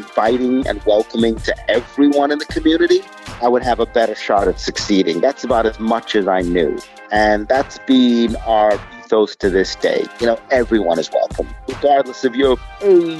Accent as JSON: {"language": "English", "region": "London", "country": "United Kingdom", "tie": "born or raised there", "moved": "yes", "lives_now": "Brooklyn, United States", "said": "I grew up in London"}